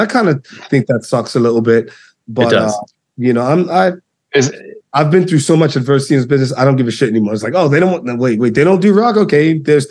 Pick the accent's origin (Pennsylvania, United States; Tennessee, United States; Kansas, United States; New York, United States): New York, United States; And me being the New Yorker that I am